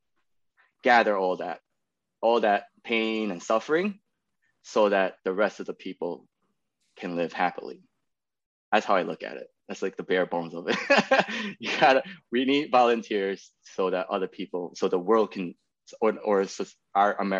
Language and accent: English; New York City, New York, United States; moved away as an adult; now in Austin, United States; I'm born and raised in New York City, in Queens